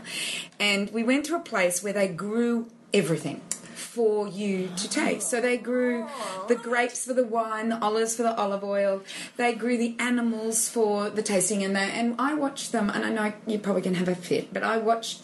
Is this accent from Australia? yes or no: yes; Victoria, Australia; I'm from Victoria and I remember the Greeks and the Italians in Victoria